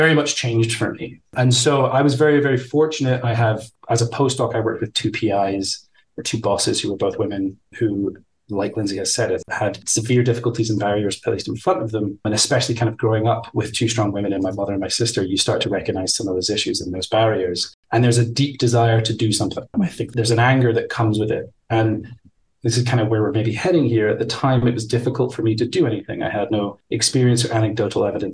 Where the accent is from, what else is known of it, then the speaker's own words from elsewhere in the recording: Scotland, United Kingdom; moved away as an adult; I grew up in Scotland